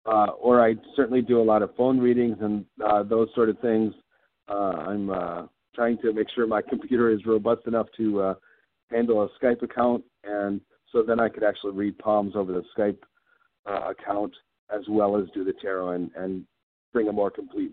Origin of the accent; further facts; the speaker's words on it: East Coast, United States; also born or lived in Wisconsin / Minnesota; I actually grew up initially on the East Coast, and then we moved to Wisconsin and then subsequently Minnesota. But I've been in Minnesota for most of my life from that perspective.